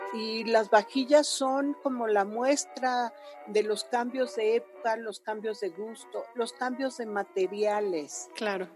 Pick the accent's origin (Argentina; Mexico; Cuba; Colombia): Mexico; Puebla; mujer poblana que viene de una familia